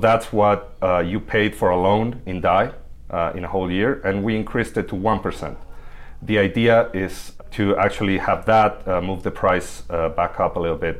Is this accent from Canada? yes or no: no; Buenos Aires, Argentina; moved away; also born or lived in Mexico City, Mexico; I come from Buenos Aires, Argentina. I lived in Mexico City for a few years